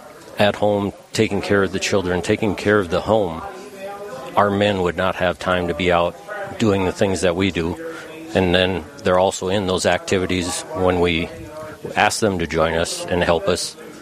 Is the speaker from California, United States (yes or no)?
no; Aberdeen, South Dakota, United States; Yes, I'm from Aberdeen.